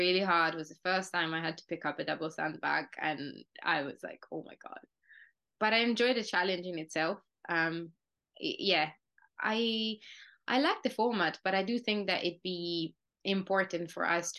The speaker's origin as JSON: {"language": "English", "country": "Italy", "tie": "born or raised there", "also_born_or_lived": "United Kingdom", "moved": "yes", "said": "I think, an hour or something from my hometown."}